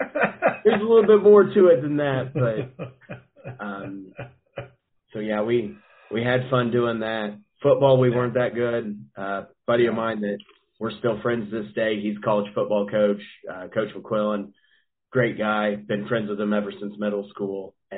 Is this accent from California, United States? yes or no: no; Wapena, Kansas, United States; also born or lived in St. Joseph, Missouri; I'm from Wapena, Kansas. It's small town, real small town.